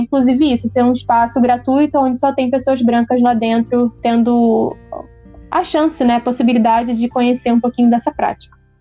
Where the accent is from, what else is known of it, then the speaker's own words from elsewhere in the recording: Brazil; sou de Caxias